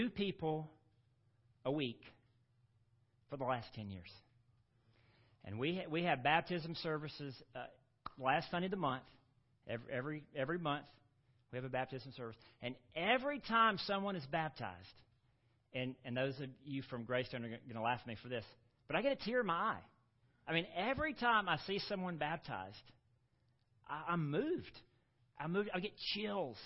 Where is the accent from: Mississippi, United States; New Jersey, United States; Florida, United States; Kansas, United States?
Mississippi, United States; Gulfport; moved away; I grew up on the Mississippi Gulf Coast, down in Gulfport, Mississippi.